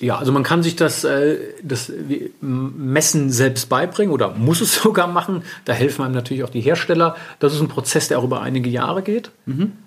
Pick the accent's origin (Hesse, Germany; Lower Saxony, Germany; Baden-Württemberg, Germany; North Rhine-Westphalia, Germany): Hesse, Germany; Wiesbaden; also born or lived in Paris, France; Aufgewachsen bin ich in Wiesbaden, bin auch dort zur Schule gegangen